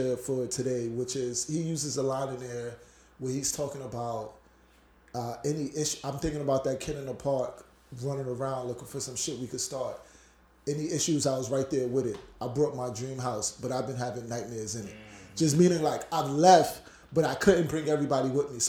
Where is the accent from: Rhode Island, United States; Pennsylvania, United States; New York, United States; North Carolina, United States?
New York, United States; New York City; my old projects, Brownsville Projects